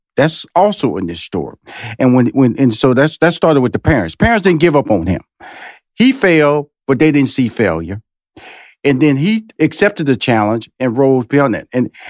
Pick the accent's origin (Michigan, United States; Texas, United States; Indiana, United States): Texas, United States; Houston; is that I'm from Houston, Texas, so I've been celebrating Juneteenth